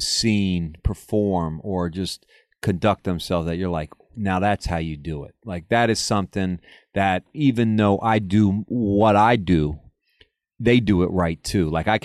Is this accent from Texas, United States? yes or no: no; Ohio, United States; I'm from Ohio.